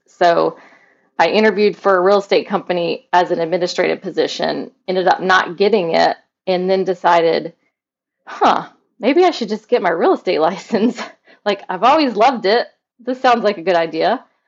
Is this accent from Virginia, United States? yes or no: no; Mobile, Alabama, United States; now in St. Petersburg, United States; I'm from Mobile, Alabama, which whenever I tell people that, they're like, What? You don't have an accent.